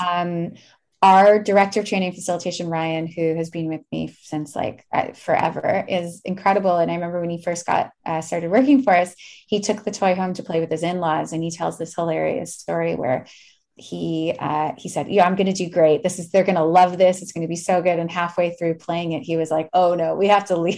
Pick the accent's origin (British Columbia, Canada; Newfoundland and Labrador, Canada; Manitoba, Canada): Manitoba, Canada; Winnipeg; now in Toronto, Canada; no one knew I was from Winnipeg